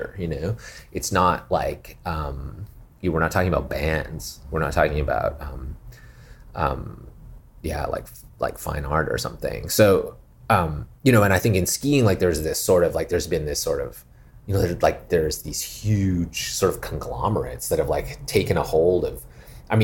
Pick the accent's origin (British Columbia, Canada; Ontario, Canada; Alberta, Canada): Alberta, Canada; Calgary; now in Los Angeles, United States; growing up in Calgary